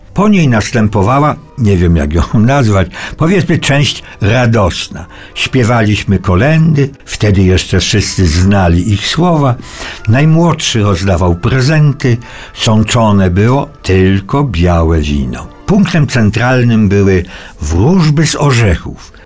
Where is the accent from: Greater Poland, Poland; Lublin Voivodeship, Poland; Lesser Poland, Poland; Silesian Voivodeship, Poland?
Silesian Voivodeship, Poland; Cieszyn Silesia; w moich stronach, to znaczy na Śląsku Cieszyńskim